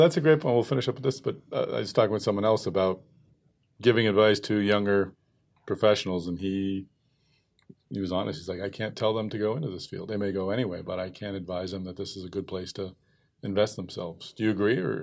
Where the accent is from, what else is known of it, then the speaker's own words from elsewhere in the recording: Massachusetts, United States; I'm from Massachusetts. I live in Boston